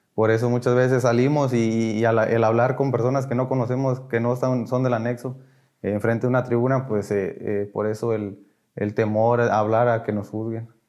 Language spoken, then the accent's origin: Spanish; Ciudad Victoria, Tamaulipas, Mexico; soy de aquí de Ciudad Victoria